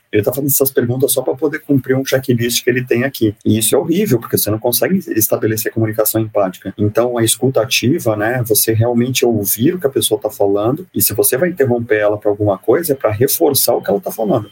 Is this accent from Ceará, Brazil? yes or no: no; Santos, São Paulo, Brazil; eu sou nascido e criado em Santos, tenho muito orgulho de ser nascido e criado em Santos.